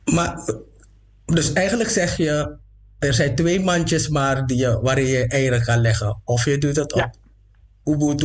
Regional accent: Suriname; ik ben niet alleen maar een Afro-Surinamer, ik ben ook gewoon een Surinamer

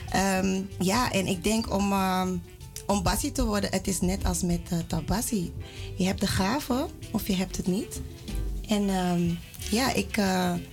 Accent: Netherlands; ik ben van Sarmakaanse afkomst. Uh, geboren en getogen in Nederland.

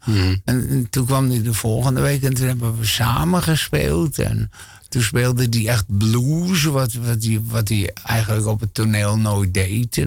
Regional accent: Hilversum, North Holland, Netherlands; ik kom uit een eh, arbeidersgezin in Hilversum.

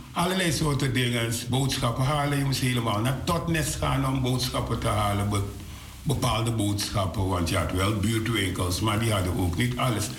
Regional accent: Coronie, Suriname; moved away; also born or lived in Paramaribo, Suriname; Ik ben geboren in het Sint Vincentius ziekenhuis maar ik ben opgevoed in Coroni.

